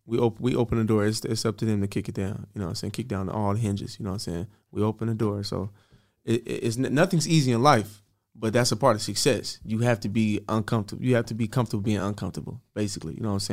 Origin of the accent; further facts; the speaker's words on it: West Coast, United States; I'm from the West Coast.